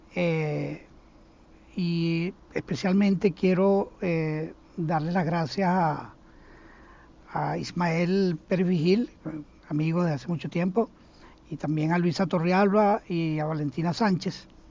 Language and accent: Spanish; Venezuela; moved away as an adult; also born or lived in Sweden / Israel / Chicago, United States; now in Phoenix, United States; yo no salí de Venezuela como han salido muchos venezolanos